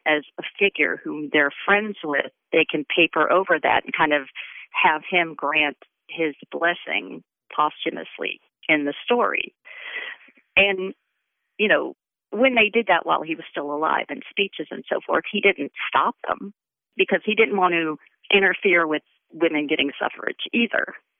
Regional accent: the South, United States; moved away as an adult; now in Western New York, United States; I grew up in the South. I spent, I guess I spent half my life in the South

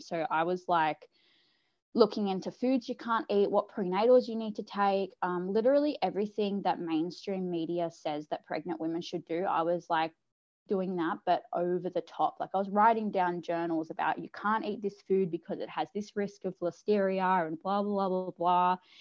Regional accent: South Coast, New South Wales, Australia; I'm from the South Coast, uh, New South Wales in Australia

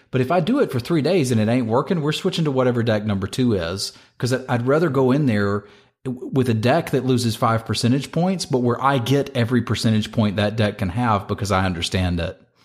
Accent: Northern Virginia, United States; I played at them in my hometown. Here in Northern Virginia, I played at G P D C

